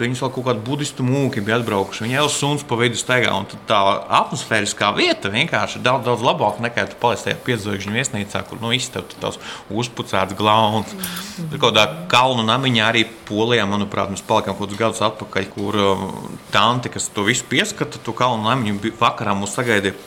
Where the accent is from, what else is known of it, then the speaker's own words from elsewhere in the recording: Rudzāti, Līvāni Municipality, Latvia; now in Poland; Es esmu dzimis Rudzātos, tas ir Līvāna puse